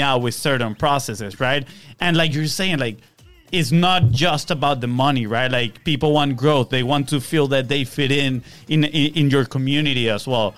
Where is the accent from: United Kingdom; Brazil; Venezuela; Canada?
Venezuela; now in Florida, United States; we are from Venezuela